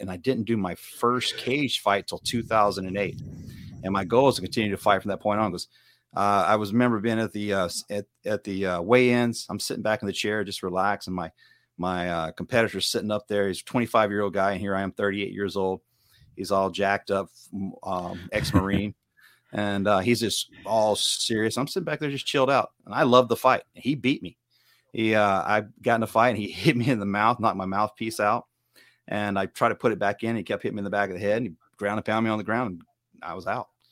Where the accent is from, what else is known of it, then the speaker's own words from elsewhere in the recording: Hickory, Mississippi, United States; accent: southern twang; now in California, United States; I'm originally from Mississippi. Uh, I'm from a small town called Hickory